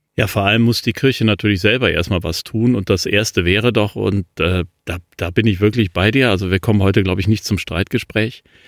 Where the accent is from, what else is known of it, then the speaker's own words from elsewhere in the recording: Cologne, North Rhine-Westphalia, Germany; Köln, ähm, meiner Heimatstadt